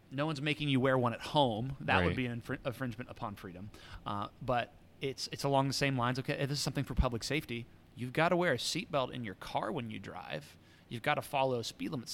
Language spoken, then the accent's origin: English; United States; American Christians